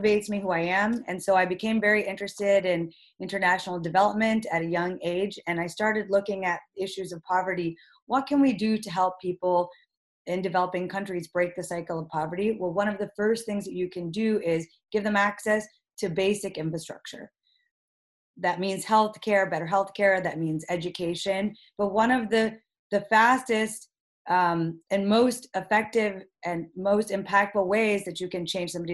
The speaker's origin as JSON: {"language": "English", "region": "upstate New York", "country": "United States", "tie": "born or raised there", "said": "I'm Pakistani-American. I was born and raised in upstate New York"}